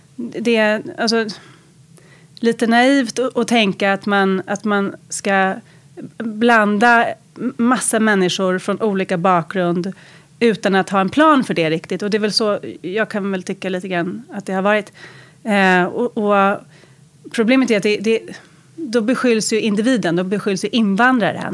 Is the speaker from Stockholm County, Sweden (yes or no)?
yes; Lidingö, Stockholm County, Sweden; jag växte upp på Lidingö.